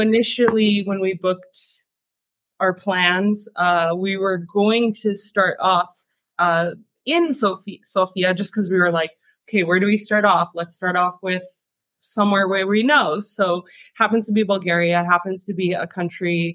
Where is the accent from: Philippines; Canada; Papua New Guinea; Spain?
Canada; moved away as an adult; I moved from Canada. That's where I'm from.